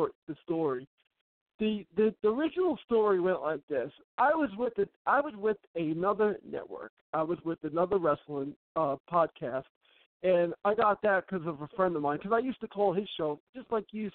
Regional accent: New York City, New York, United States; now in Staten Island, New York, United States; I was from Brooklyn.

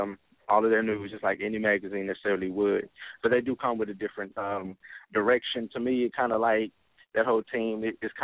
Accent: Dallas, Texas, United States; I'm from Dallas, Texas

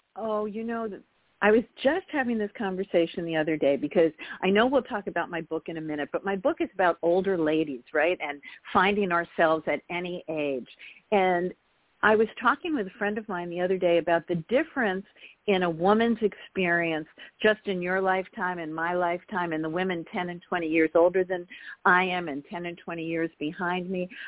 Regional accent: Garden City, New York, United States; I grew up in Long Island, New York, in Garden City, outside of New York City

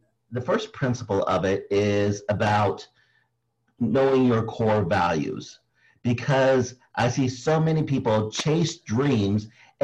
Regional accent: Philippines; being Filipino

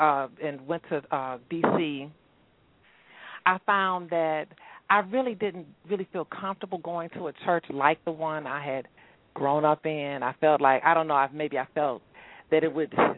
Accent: Houston, Texas, United States; moved away as an adult; also born or lived in Washington, D.C. / Maryland / Atlanta; I grew up in Houston.

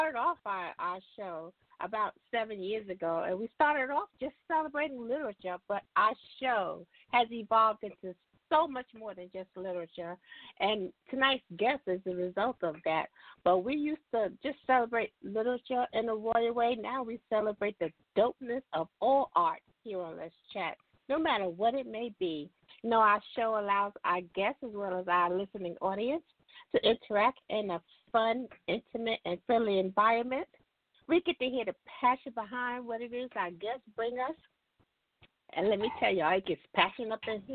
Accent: Alabama, United States; moved away; my hometown in Alabama

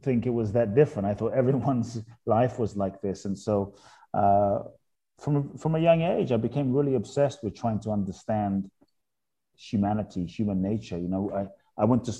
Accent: London, United Kingdom; moved away as an adult; also born or lived in Ghana; now in United States; I was born in Ghana, West Africa. My father's from Ghana. My mother's Japanese. I grew up in London, now live in the US for over 20 years

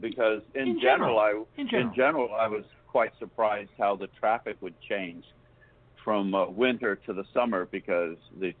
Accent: Augusta, Georgia, United States; moved away as an adult; now in South Florida, United States; I grew up in Augusta, Georgia.

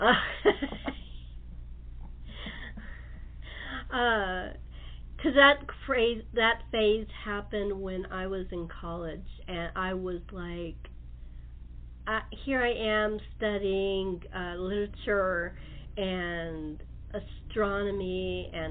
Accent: Los Angeles, California, United States; now in San Diego, United States; I'm in Southern California. I grew up in Los Angeles, but I live in San Diego now.

